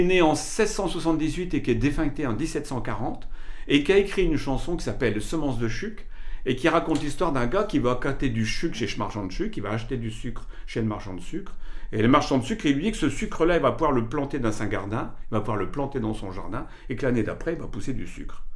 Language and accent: French; Moreuil, Hauts-de-France, France; j'ai passé toute, euh, toute ma vie, enfin toute ma jeunesse à Moreuil